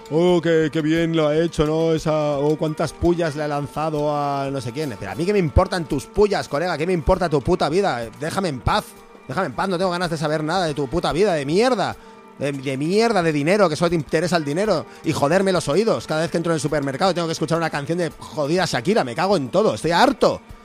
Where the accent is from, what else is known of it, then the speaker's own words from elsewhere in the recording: deep Castile, Spain; un bar de mi pueblo. Ah. en, la Castilla Profunda